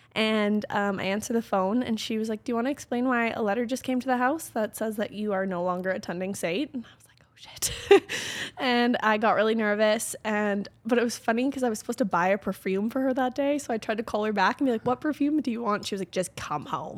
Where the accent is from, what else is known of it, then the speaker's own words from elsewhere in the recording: Calgary, Alberta, Canada; also born or lived in Okotoks; I like to say I was born and raised in Calgary, but I actually, when I was born, lived in Okotoks, so just outside of Calgary